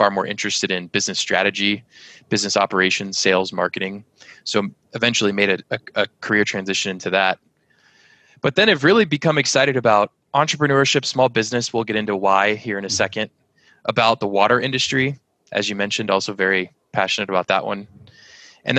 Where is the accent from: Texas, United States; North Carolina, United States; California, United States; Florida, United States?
Texas, United States; San Antonio; I grew up as one of the only gringos, little white kids, in a block in school full of Hispanics, San Antonio, Texas.